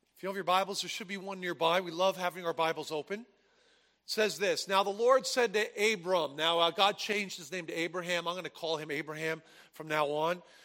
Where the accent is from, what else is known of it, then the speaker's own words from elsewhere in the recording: New Jersey, United States; I grew up in New Jersey